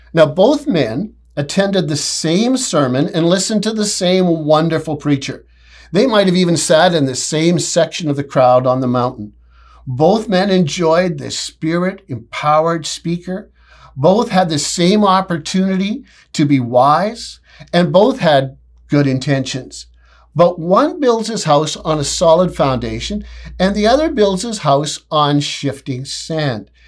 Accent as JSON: {"language": "English", "country": "Canada", "said": "I'm so proud to be a Canadian"}